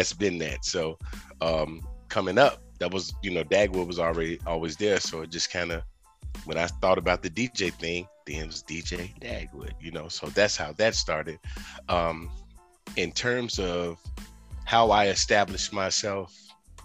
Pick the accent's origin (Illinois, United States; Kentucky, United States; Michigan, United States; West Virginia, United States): Illinois, United States; Chicago; I'm from Chicago